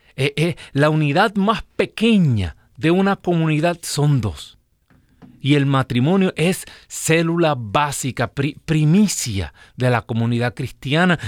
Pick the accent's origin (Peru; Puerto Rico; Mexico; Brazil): Puerto Rico; Yo soy de un pueblo pequeño en Puerto Rico